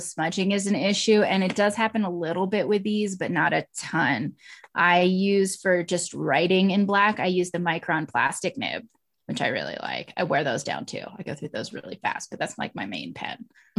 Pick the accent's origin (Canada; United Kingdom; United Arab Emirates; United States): United States; Houston, Texas; I grew up in Houston and I always really identified more with Latin American and Mexican art growing up because that's the sort of hair I have.